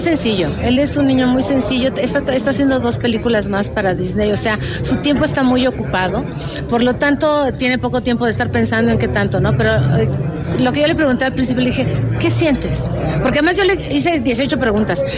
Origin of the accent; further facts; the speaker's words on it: Mexico; muy orgullosa como mexicana